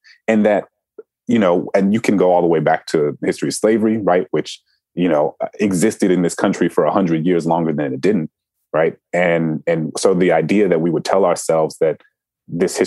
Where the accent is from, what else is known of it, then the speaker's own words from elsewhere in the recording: New Orleans, Louisiana, United States; my hometown in New Orleans